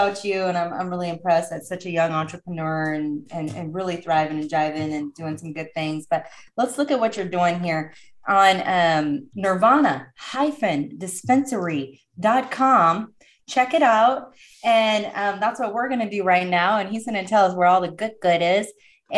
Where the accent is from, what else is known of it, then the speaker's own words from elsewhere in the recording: Oregon, United States; I'm from Oregon, so we come from the more liberal state